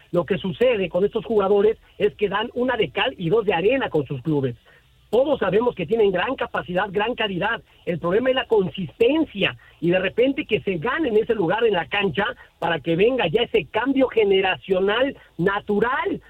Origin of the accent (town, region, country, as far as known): Mexico